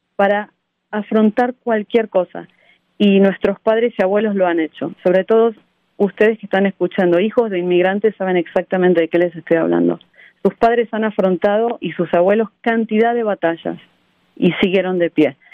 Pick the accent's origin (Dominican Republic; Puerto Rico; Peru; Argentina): Argentina; moved away as an adult; now in United States; Yo nací en Argentina en un pueblo muy chico y fui la primera mujer en mi familia en ir a la universidad